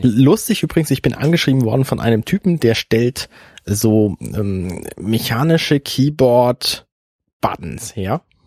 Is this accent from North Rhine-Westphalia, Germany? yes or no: no; Buxtehude, Lower Saxony, Germany; now in Hamburg, Germany; ich zum Beispiel komme aus Buxtehude. Das liegt jetzt in der Nähe von Hamburg und ich bin damit ein Quittje, weil ich bin ein zugezogener ein Hamburger